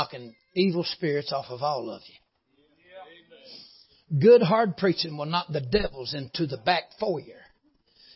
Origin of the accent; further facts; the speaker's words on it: Tunnel Hill, Georgia, United States; We're both from Tunnel Hill